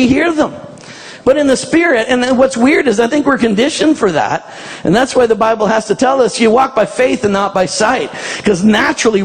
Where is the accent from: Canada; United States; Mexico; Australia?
Canada; I'm a Canadian